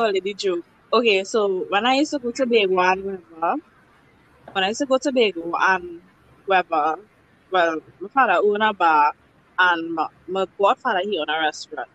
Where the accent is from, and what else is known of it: Trinidad & Tobago